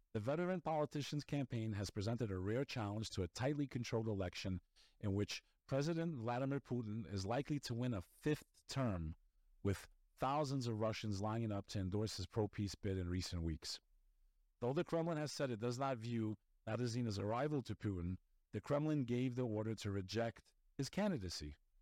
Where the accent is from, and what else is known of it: United States